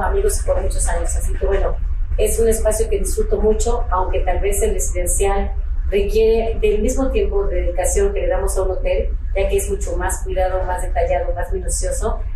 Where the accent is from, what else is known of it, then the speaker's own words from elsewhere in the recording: Ensenada, Baja California, Mexico; yo soy de Ensenada